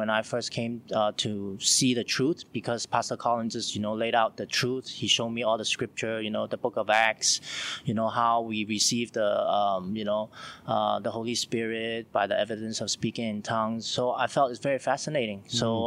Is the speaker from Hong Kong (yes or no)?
yes; Hong Kong; now in China; I'm from Hong Kong, and now I'm staying in China